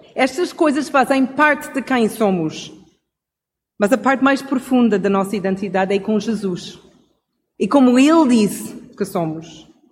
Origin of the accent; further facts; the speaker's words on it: Canada; Portuguese is a second language; moved away; como cresci no Canadá